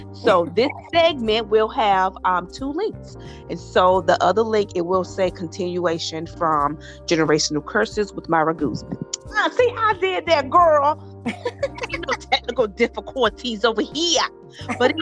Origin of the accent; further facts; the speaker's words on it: South Carolina, United States; y'all know I'm from the South. I'm South Carolina